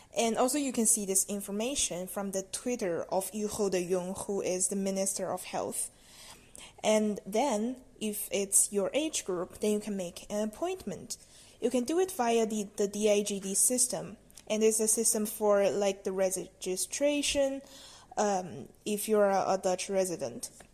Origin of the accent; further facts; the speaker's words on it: China; now in Netherlands; I'm from China and I'm studying in the Netherlands right now.